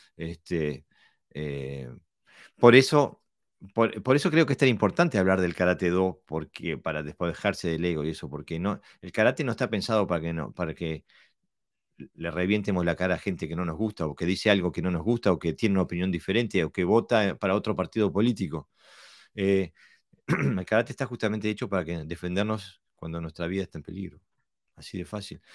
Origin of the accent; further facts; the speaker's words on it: Buenos Aires, Argentina; A mí de niño me pasó en Buenos Aires estar jugando, tenía yo qué sé, 10